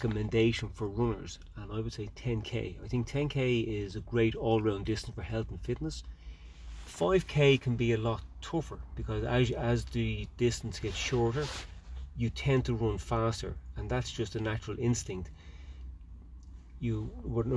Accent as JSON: {"language": "English", "country": "Ireland", "said": "I'm an Irish international ultra runner."}